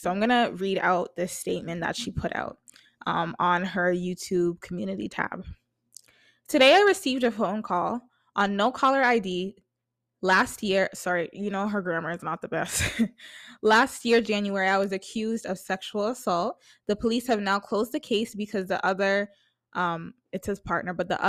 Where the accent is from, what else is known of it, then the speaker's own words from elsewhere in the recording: Jamaica; me being a Jamaican, like, you know what I mean? Like, I just relate to her content a lot.